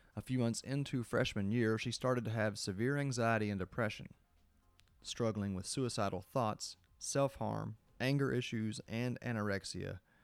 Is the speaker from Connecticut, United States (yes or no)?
no; Kentucky, United States; I grew up in Kentucky.